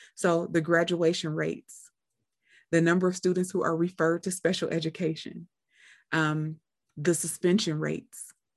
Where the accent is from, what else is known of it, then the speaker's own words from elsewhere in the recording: Cleveland, Ohio, United States; I'm from Cleveland as well